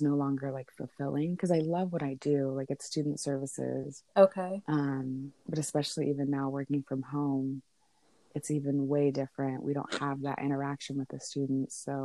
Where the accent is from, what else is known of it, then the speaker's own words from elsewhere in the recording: Sonoma County, California, United States; I am from Sonoma County